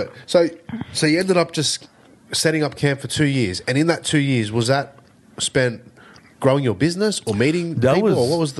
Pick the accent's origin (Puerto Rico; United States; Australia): Australia; I'm Australian.